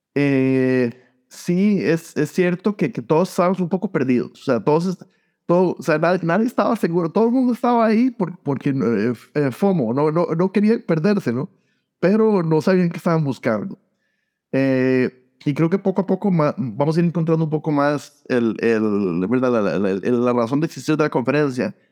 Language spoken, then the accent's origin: Spanish; San José, Costa Rica; moved away as an adult; also born or lived in Iowa / Columbus / Phoenix / Sacramento; now in United States; Yo, yo eh, nací y crecí en Costa Rica, eh, en San José, y me vine a los 19 años a Estados Unidos